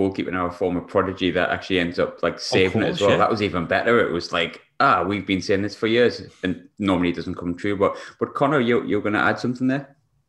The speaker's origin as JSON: {"language": "English", "region": "England", "country": "United Kingdom", "moved": "as an adult", "lives_now": "Glasgow, United Kingdom", "said": "I'm English. I'll not deny that, but I'd really like to see Scotland do well because I've been here for 10 years"}